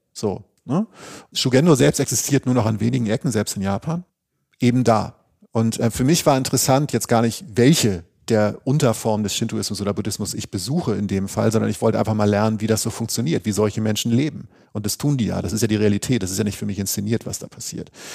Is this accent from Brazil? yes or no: no; Northern Germany, Germany; der Leuchtturm aus Norddeutschland.